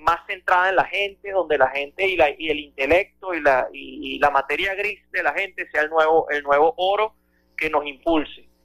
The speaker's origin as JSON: {"language": "Spanish", "country": "Venezuela", "said": "como venezolanos"}